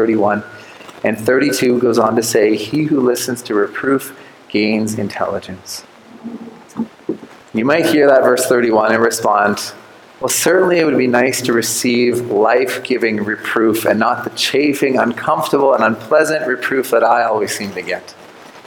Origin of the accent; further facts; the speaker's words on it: Canada